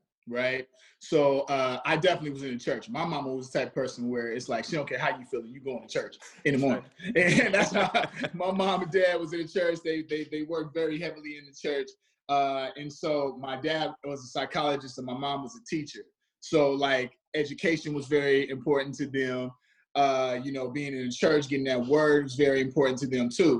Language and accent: English; Chicago, Illinois, United States; moved away; I grew up on the south side, so I grew up around gang violence